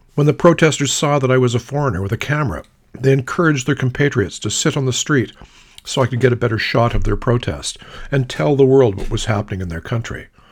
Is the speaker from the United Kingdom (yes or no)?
no; Canada; I flashed the Canadian flag sewn onto my day satchel and apologized to prove I was Canadian